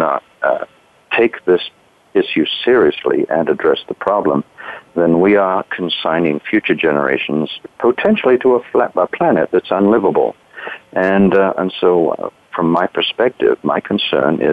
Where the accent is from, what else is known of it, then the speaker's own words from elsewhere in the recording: United Kingdom; moved away; I grew up in Britain. You might be able to tell that from my accent